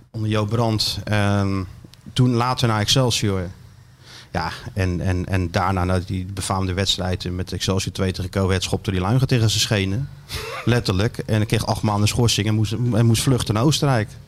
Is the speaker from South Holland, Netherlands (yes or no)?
yes; Rotterdam, South Holland, Netherlands; Nee, maar kijk, ik ben Rotterdammer